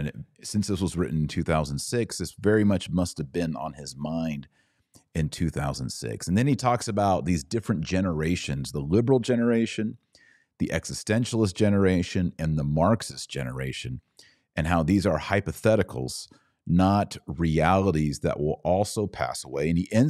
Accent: Texas, United States; And I didn't grow up in the Bavarian Hills, but I grew up in Texas. And the beauty of Texas and the Rio Grande and the hill country and the pine forests of Tyler, Texas

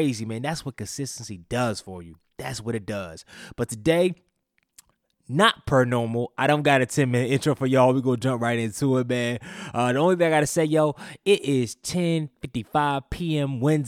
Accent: Durham, North Carolina, United States; my hometown, Durham, North Carolina

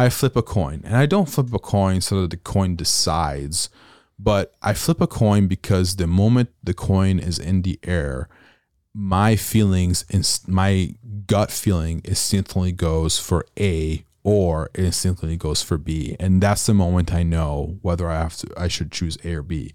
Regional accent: Italy; moved away as an adult; now in United States; born and raised in Europe

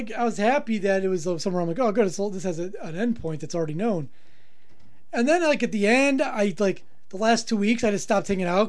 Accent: South Africa; I'm from South Africa.

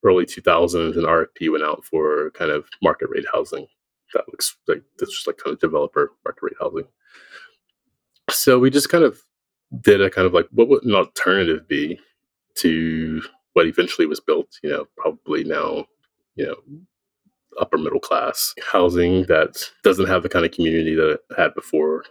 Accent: Philadelphia, Pennsylvania, United States; I grew up in Philadelphia in the kind of cultural consciousness of the city.

